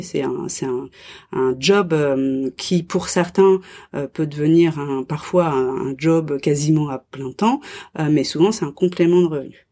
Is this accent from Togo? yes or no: no; France; moved away as an adult; je suis française, euh, je connais la France